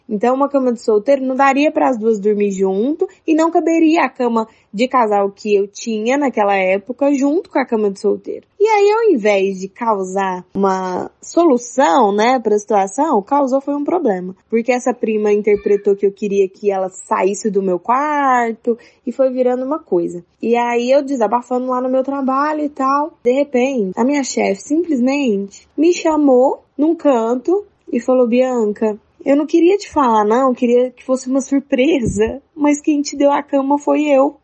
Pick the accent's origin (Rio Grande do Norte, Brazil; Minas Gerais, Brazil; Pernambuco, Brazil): Minas Gerais, Brazil; Uberlândia; eu, eu sou de Uberlândia